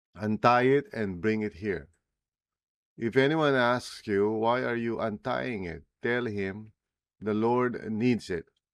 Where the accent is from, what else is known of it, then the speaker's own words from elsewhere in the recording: Philippines; first language Tagalog; English is a second language; English as well as, uh, my native language, Tagalog